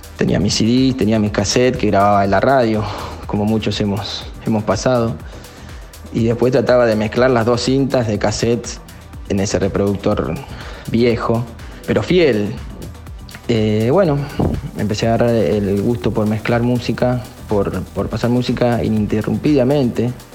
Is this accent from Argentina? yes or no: yes; northern zone of Buenos Aires, Buenos Aires Province, Argentina; Soy oriundo de zona norte de Buenos Aires